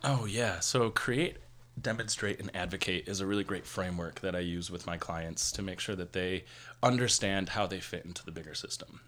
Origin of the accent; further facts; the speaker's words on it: Buffalo, New York, United States; moved away as an adult; now in Las Vegas, United States; I am originally from Buffalo, New York, and I've been living in Las Vegas